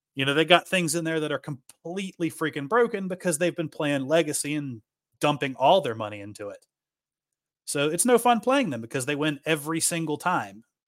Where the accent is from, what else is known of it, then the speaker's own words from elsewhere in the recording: Appalachia, United States; I grew up in Appalachia, so we are very poor out here.